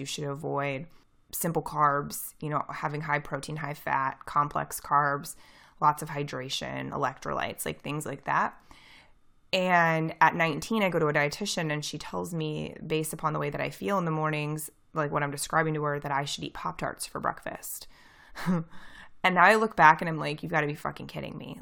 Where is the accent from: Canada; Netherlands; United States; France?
United States; near St. Louis, Missouri; I'm from Saint Louis, Missouri. Or, like, near Saint Louis, Missouri